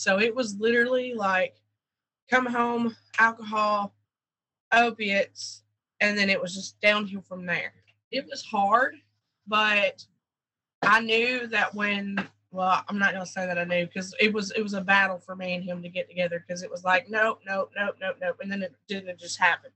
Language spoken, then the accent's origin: English; Hazard, Kentucky, United States; moved away; also born or lived in Georgia; I was born in Hazard, Kentucky. Um, I grew up in a what they call a holler.